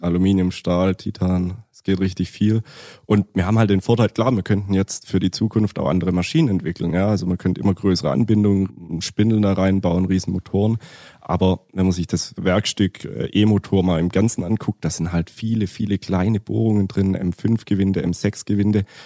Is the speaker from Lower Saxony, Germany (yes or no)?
no; near Stuttgart, Baden-Württemberg, Germany; komme aus der Nähe von Stuttgart